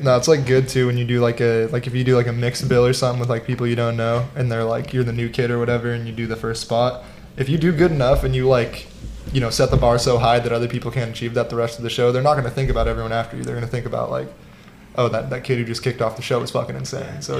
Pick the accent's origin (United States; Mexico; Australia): United States; Fortuna, California; I grew up in Fortuna